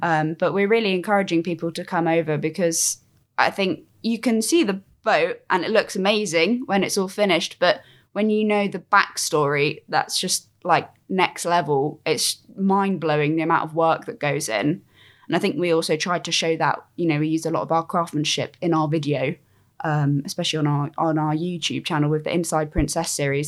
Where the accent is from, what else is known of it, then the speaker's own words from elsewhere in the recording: Cornwall, South West England, United Kingdom; I'm from Cornwall